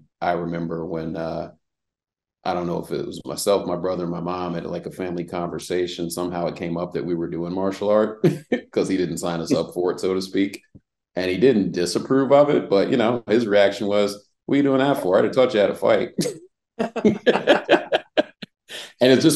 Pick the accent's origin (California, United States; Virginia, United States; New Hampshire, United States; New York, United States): Virginia, United States; Reston; also born or lived in Washington, D.C.; now in Atlanta, United States; I'm from Reston, Virginia, was born in Washington, D.C. Once my dad got out of the military, we moved to Virginia, which is just Northern Virginia